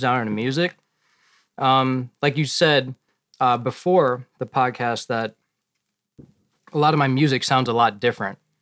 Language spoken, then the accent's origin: English; Plainfield, Illinois, United States; I'm from Plainfield, Illinois